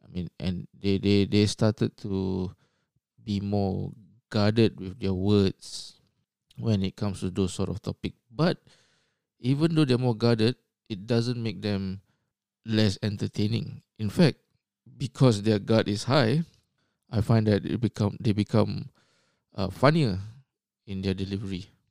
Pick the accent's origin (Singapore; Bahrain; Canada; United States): Singapore; moved away as an adult; now in Australia; I was born in Singapore. and, uh, grew up there